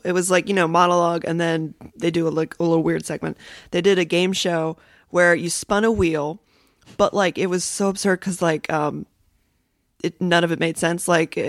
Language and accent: English; Georgia and North Carolina, the South, United States; accent: Southern; moved away as an adult; now in California, United States; I didn't have an accent when I lived in Georgia and North Carolina.